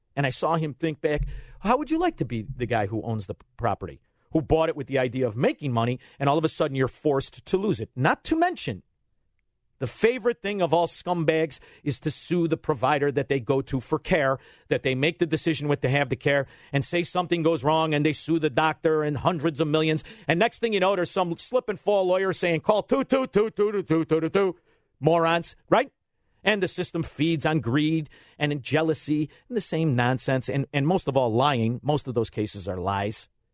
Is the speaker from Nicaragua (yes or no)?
no; Melrose Park, Illinois, United States; I'm from a town called Melrose Park